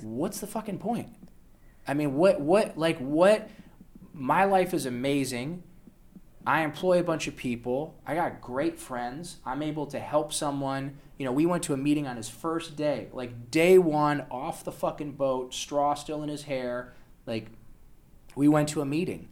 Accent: Toledo, Ohio, United States; moved away; also born or lived in Los Angeles; I was born in Toledo, Ohio, to a, uh, Polish woman who immigrated here when she was in her thirties

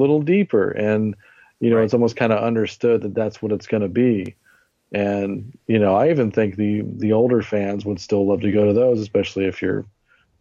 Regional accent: Abilene, Texas, United States; I grew up in Abilene, Texas during my elementary school years

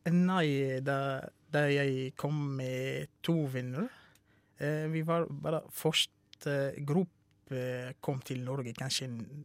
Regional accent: Syria; Norwegian is a second language; moved away as an adult; also born or lived in Russia; now in Norway; jeg kommer fra Syria.

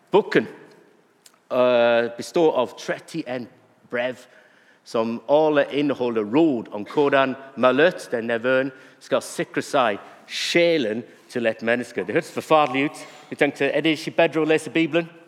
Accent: Bury, North West England, United Kingdom; Norwegian is a second language; now in Norway; Now, jeg vokste opp i England, og jeg vokste opp i en by som heter Berry.

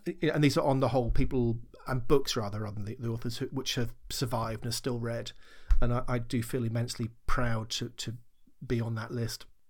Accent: Sherborne, United Kingdom; local library in the village where, where I was growing up in Sherborne

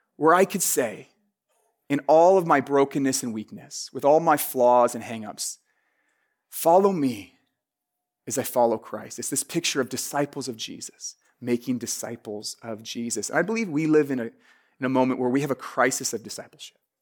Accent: Vancouver, British Columbia, Canada; I'm from Vancouver in Canada.

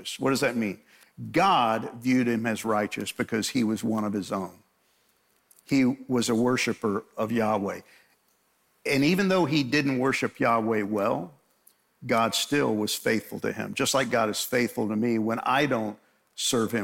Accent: Long Island, New York, United States; I grew up in New York, and fortunately I grew up on Long Island

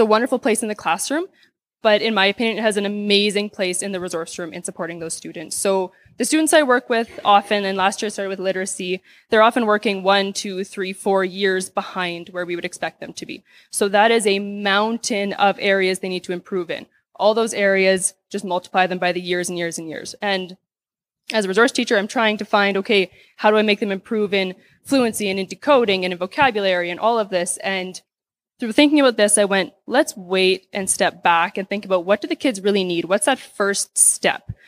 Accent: Saskatoon, Saskatchewan, Canada; I'm from Saskatoon, Saskatchewan

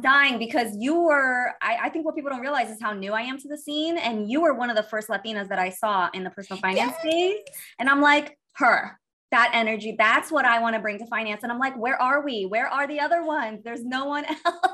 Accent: Miami, Florida, United States; moved away as an adult; also born or lived in Brazil / New York; I was born in Brazil, um, and we moved to the United States. My mom and my other other little sister. We moved to the United States when I was eight years old. Um, I actually grew up in Miami

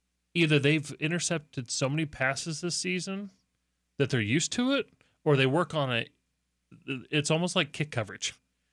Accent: Indiana, United States; moved away; I'm originally from Indiana

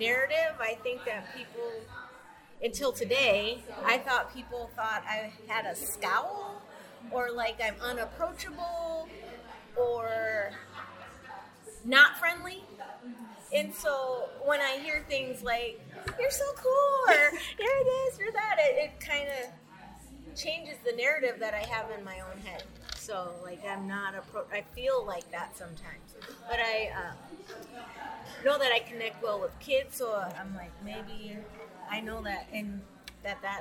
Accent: Minnesota, United States; I started out young, living in Minnesota as a person of color

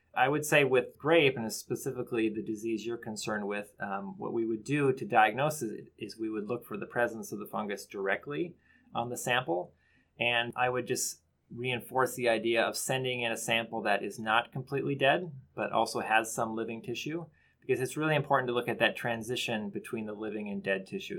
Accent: Bemidji, Minnesota, United States; I am actually from Bemidji, Minnesota, from my, my childhood

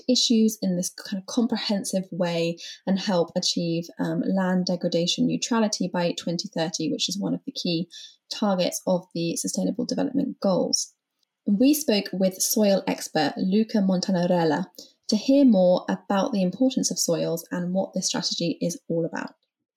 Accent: United Kingdom; accent: British; my British accent

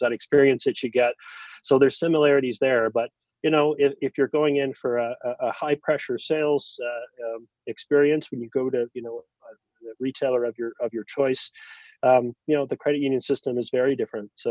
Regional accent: Calgary, Alberta, Canada; also born or lived in New Brunswick, Canada; grew up, you know, entirely in Alberta, mostly in Calgary

